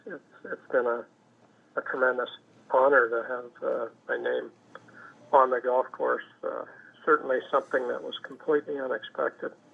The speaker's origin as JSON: {"language": "English", "country": "Canada", "said": "being a Canadian, working in a foreign country"}